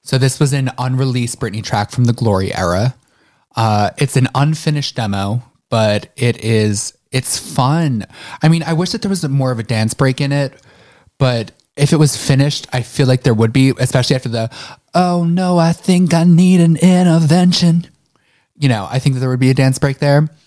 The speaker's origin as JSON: {"language": "English", "town": "Philadelphia", "region": "Pennsylvania", "country": "United States", "said": "I'm from, I'm from Philly."}